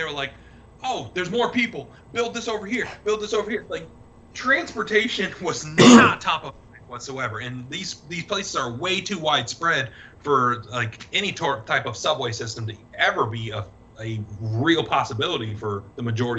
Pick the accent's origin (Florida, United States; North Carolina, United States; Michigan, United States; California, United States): Florida, United States; Orlando; like growing up in Orlando